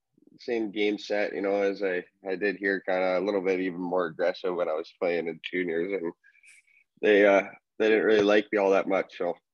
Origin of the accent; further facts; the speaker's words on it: Trail, British Columbia, Canada; Born and raised, man. That's my hometown.